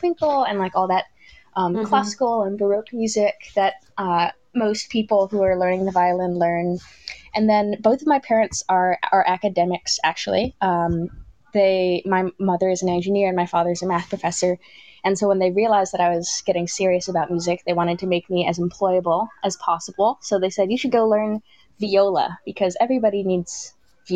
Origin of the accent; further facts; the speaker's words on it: upstate New York, United States; also born or lived in Ann Arbor, Michigan; now in New York City, United States; I grew up in upstate